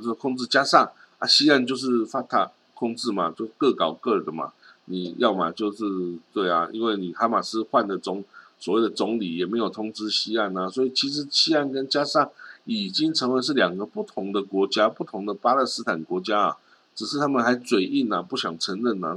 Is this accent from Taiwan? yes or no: yes; Taiwan; 我们台湾人看。看新闻也就盯着美国、日本跟东亚国家